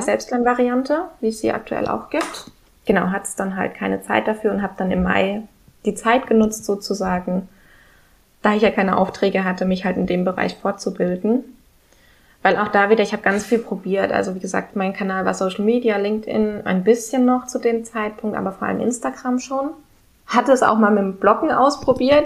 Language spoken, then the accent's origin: German; Germany; moved away as an adult; now in Sweden; bei uns in Deutschland